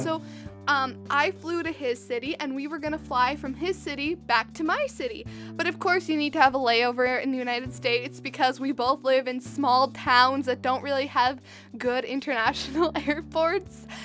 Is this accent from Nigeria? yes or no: no; Western Canada, Canada; I'm from Western Canada